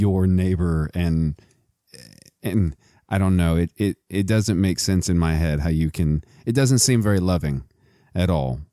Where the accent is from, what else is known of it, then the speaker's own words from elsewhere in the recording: Midland, Texas, United States; I'm also from Texas. I'm from Midland, Texas